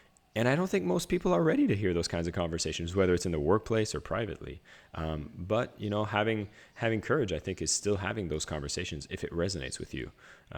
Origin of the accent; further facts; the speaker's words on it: Canada; So first off … I grew up in a small village in Canada